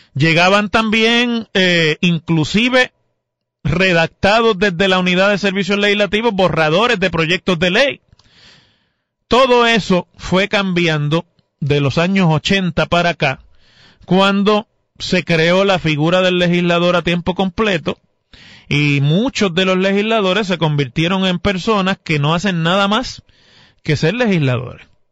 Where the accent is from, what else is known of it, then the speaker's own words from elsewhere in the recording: Mayagüez, Puerto Rico; cuando yo era, todavía no podía votar, y hubo una disputa como esa en mi pueblo entre el entonces representante, que era el hoy alcalde, José Guillermo Rodríguez, y el entonces alcalde